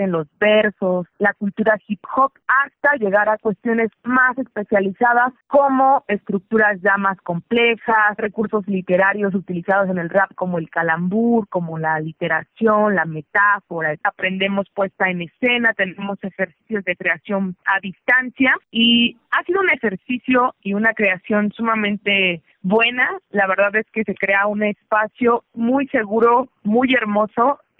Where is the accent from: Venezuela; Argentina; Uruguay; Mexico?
Mexico; Mexico City; now in State of Mexico, Mexico; soy una rapera de la Ciudad de México, residente en el Estado de México.